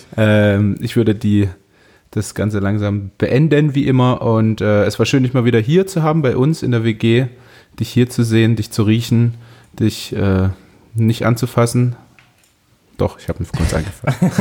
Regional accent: Leipzig, Saxony, Germany; wir sind ja relativ safe als Leipziger

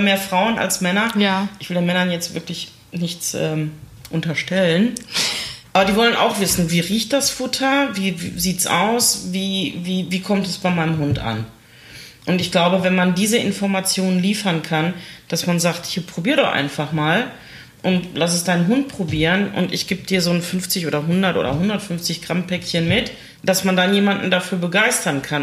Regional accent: Essen, North Rhine-Westphalia, Germany; hier bei uns in Stele haben wir ja auch einen Einzelhandelsverband und viele kleine Läden und sowas

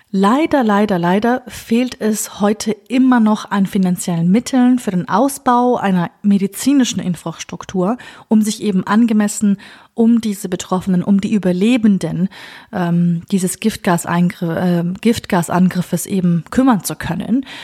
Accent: Kurdistan Region, Iraq; Ja, Kurde oder Kurde im Irak zu sein, das ist eine Herausforderung. Nicht nur für mich als Kurdin, sondern auch für andere Minderheiten, wie zum Beispiel Jesidinnen.

